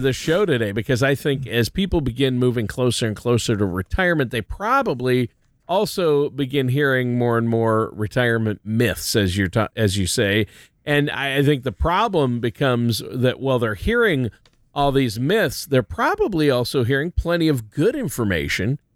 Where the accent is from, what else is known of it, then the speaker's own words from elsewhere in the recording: Minnesota, United States; I'm from Minnesota